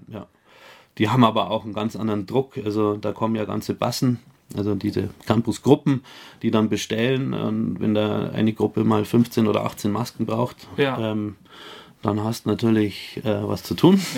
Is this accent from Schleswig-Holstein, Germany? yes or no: no; Bayerisch Gmain, Bavaria, Germany; also born or lived in Bischofswiesen; kommen wir aus Bayerisch Gemein